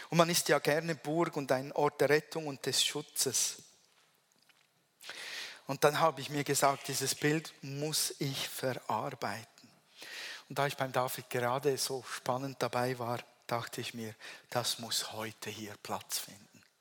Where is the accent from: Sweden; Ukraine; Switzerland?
Switzerland; accent: Swiss German; German is a second language; ich spreche weiter Hochdeutsch, wäre einfacher Schweizerdeutsch.